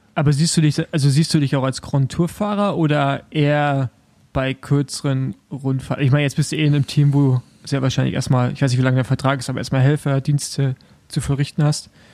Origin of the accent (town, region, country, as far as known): Germany